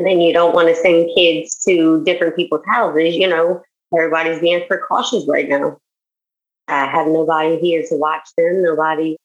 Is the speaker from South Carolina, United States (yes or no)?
no; Houma, Louisiana, United States; moved away as an adult; also born or lived in Denham Springs; now in Baton Rouge, United States; I grew up in Houma